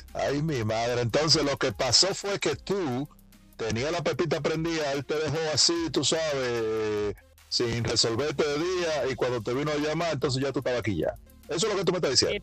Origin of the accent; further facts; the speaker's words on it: Dominican Republic; mi país, República Dominicana